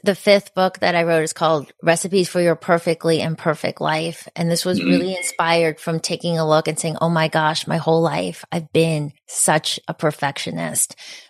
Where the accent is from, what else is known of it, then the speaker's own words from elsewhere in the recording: Connecticut, United States; also born or lived in New Jersey; So when I was three, my parents, we moved from New Jersey to Connecticut because the school systems were good and it seemed like a nice place to raise kids.